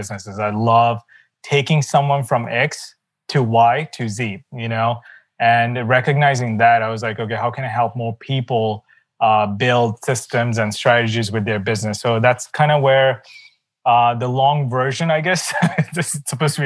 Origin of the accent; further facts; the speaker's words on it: Sri Lanka; my background is actually, I come from Sri Lanka, not a very wealthy background